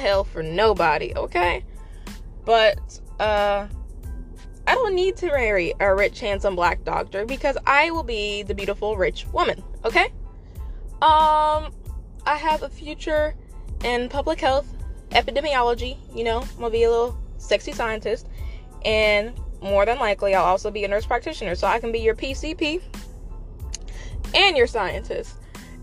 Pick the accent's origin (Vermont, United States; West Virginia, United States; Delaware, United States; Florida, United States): West Virginia, United States; me growing up in the West Virginia public school system